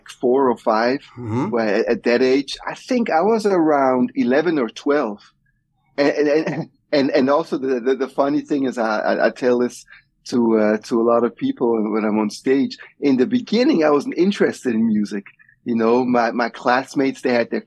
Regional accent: Switzerland; moved away as an adult; also born or lived in Nigeria / United States; growing up in Switzerland

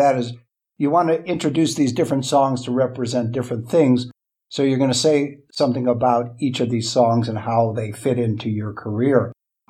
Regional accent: Los Angeles, California, United States; now in Las Vegas, United States; Originally L.A.

